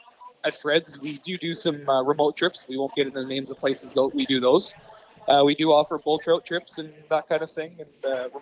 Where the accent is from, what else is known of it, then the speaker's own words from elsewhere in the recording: Abbotsford, British Columbia, Canada; also born or lived in Kelowna; So I grew up in Abbotsford. Mm-hmm. I've lived in Abbotsford pretty much my whole life. I lived in Kelowna for 2 years. And I've kind of pretty much traveled around all the province